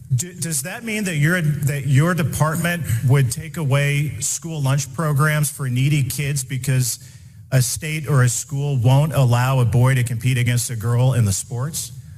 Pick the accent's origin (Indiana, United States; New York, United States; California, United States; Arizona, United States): Indiana, United States; Indiana, my home state